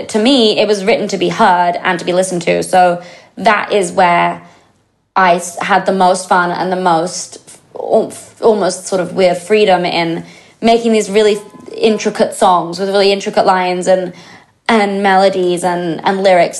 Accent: England, United Kingdom; I'm English

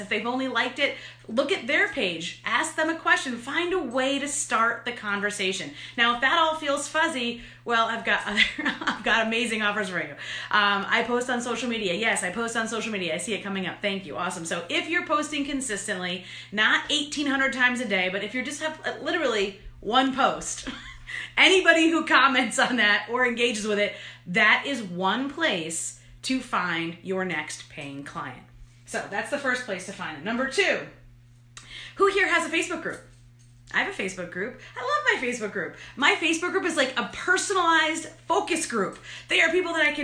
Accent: New York, United States; I'm an Italian from New York.

